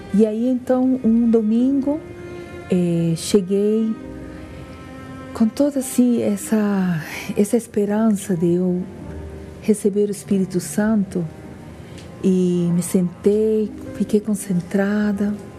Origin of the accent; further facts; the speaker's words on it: Peru; Portuguese is a second language; moved away as an adult; now in Brasília, Brazil; Eu sou peruana